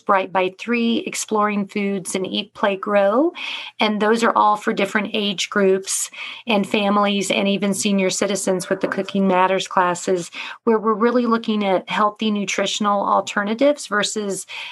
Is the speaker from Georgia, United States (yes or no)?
yes; Georgia, United States; moved away as an adult; now in Grand County, United States; So I am originally from Georgia